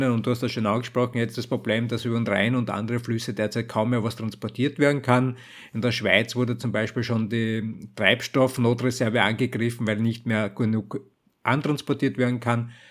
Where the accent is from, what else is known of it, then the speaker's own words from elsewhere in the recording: Austria; wenn irgendwo anders jetzt für mich als Österreicher in Deutschland die Gaslage eskaliert, dann werden wir unmittelbar massive Versorgungsprobleme auch in Österreich haben